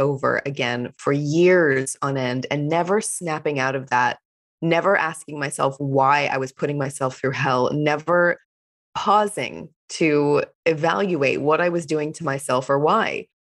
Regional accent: Fort Worth, Texas, United States; I grew up in the US in Fort Worth, Texas, which is a small-ish city, but I wouldn't call it a small town at all. And I grew up in a conservative Jewish household

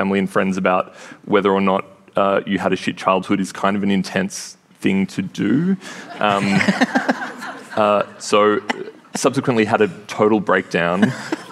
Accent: Wodonga, Victoria, Australia; which is where I grew up in Northeast Victoria

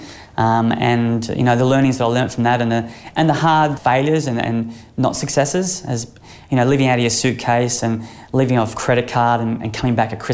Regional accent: Sunshine Coast, Queensland, Australia; growing up on the Sunshine Coast, I played a lot of sport

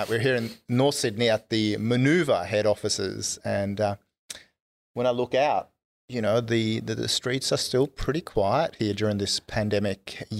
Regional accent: Stockholm, Stockholm County, Sweden; moved away; Despite growing up in Stockholm, Sweden, at Karlavägen and Engelbrektsgatan in the middle of Stockholm.

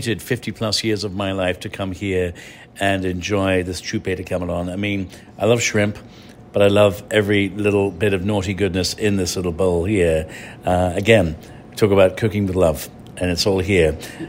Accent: Ireland; accent: English; I'm an Irishman with an English accent, so I'm conflicted as well.

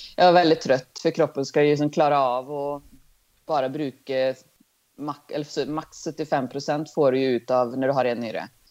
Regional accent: Sweden; now in Norway

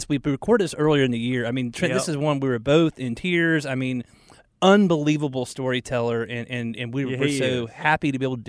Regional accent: Atlanta, Georgia, United States; now in Charlotte, United States; when I grew up in Atlanta

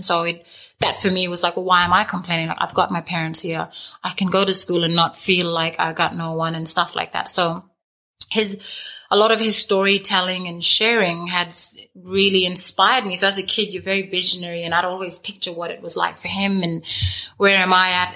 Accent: Lamboo Station, near Halls Creek, Kimberley, Western Australia, Australia; growing up on Lambo

